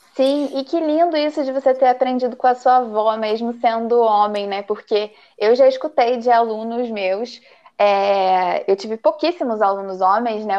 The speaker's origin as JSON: {"language": "Portuguese", "region": "interior of Paraná", "country": "Brazil", "also_born_or_lived": "Rio de Janeiro", "moved": "as an adult", "lives_now": "Tibagi, Brazil", "said": "sou do interior do Paraná, mas o meu coração é carioca. Morei no Rio é, durante nove anos"}